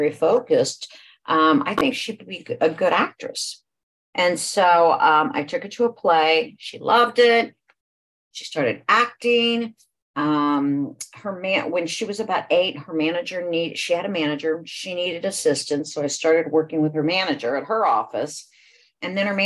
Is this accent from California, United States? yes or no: no; Franklin, Ohio, United States; now in Georgia, United States; I actually grew up in Ohio, in a small town, Franklin, Ohio